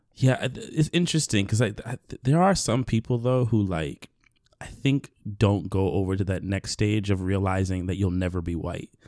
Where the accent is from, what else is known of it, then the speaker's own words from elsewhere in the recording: New York City, New York, United States; I grew up here in New York